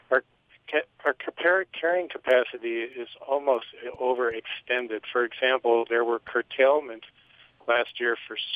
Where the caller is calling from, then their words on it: Phoenix, Arizona, United States; Um, I am calling from Phoenix, Arizona on a cell phone.